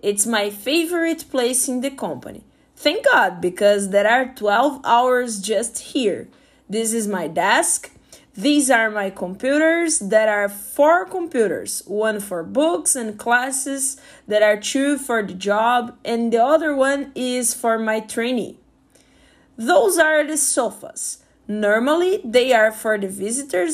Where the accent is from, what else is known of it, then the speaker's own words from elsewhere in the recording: Brazil; I'm from Brazil